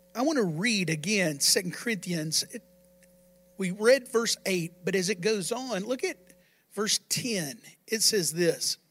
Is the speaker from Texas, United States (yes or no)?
yes; Texas, United States; I live in Texas and I'm, I'm a Texan